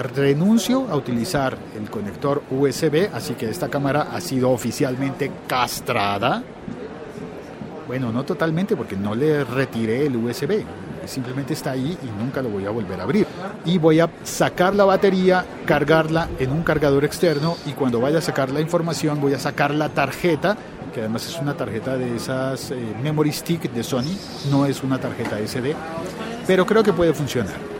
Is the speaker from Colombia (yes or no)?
yes; Colombia; nosotros los colombianos